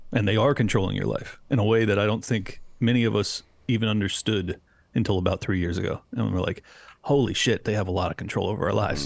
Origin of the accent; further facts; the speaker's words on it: San Diego, California, United States; moved away as an adult; now in Florida, United States; I was born and raised in San Diego, California, uh, spent thirty-five years there. And then during lockdowns, I fled to Florida.